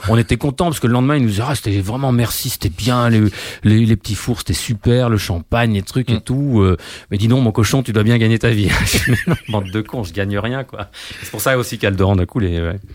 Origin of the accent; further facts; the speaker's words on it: France; je suis français